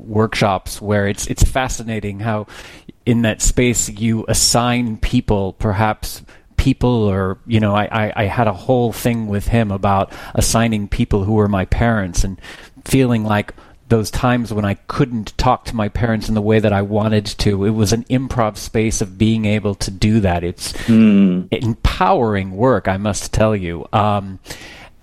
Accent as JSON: {"language": "English", "region": "Texas", "country": "United States", "said": "I'm originally from Texas"}